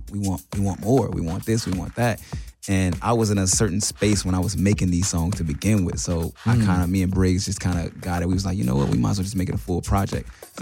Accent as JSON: {"language": "English", "town": "Los Angeles", "region": "California", "country": "United States", "also_born_or_lived": "South Central", "said": "I'm a guy from Los Angeles, South Central to be exact."}